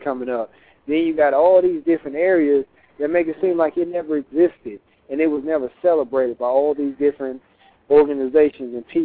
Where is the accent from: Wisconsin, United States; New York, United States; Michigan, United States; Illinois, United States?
Michigan, United States; Detroit; I'm from Detroit. And in Detroit, you know, back through the 80s and 90s